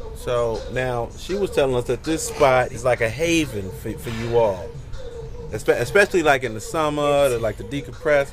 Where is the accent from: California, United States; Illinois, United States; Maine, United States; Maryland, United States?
Illinois, United States; Kankakee; I was born and raised in Kankakee